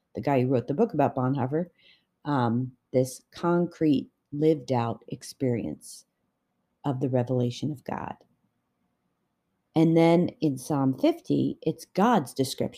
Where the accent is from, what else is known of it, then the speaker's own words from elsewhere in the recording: Canada; I'm Canadian